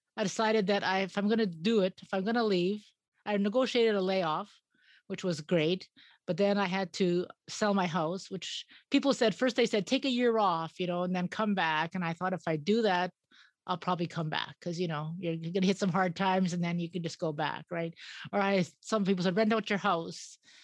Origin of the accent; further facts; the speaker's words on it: Edmonton, Alberta, Canada; moved away as an adult; also born or lived in Yukon; now in Yellowknife, Canada; I came from Edmonton.